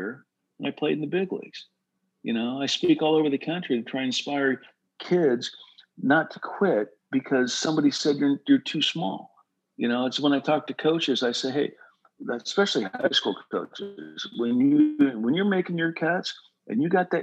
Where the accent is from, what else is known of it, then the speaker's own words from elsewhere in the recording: Huntington Beach, California, United States; I'm from Huntington Beach, California. And I went to Marina High School.